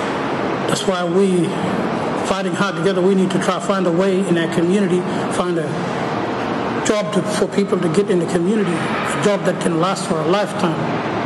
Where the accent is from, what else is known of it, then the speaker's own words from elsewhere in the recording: Borroloola, Northern Territory, Australia; I'm from Borlula, that's in the Gulf of Carpentaria, right in the pocket of the Gulf, and I'm from the Gadawa tribe.